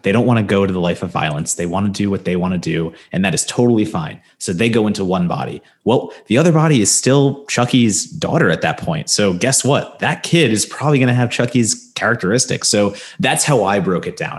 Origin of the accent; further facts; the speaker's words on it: New Jersey, United States; moved away; in Jersey, in my hometown, in my Jersey mall, there was always a Spencer's